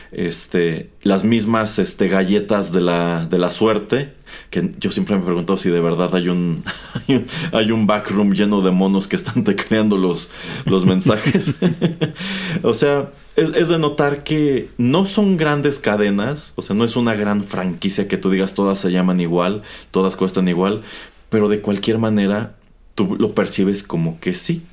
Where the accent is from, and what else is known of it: Mexico